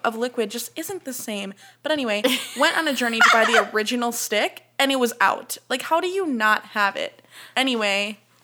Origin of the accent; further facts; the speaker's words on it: Chicago, Illinois, United States; we're both from the Chicagoland area